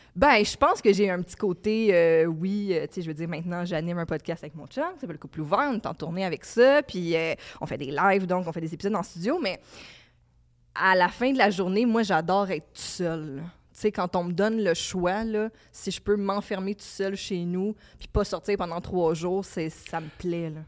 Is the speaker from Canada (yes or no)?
yes; Laval, Quebec, Canada; je viens de Laval. Je suis née en 1987 à Laval